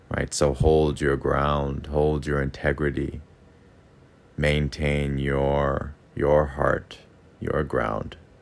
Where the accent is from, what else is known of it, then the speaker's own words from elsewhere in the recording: United States; now in Okinawa, Japan; growing up in America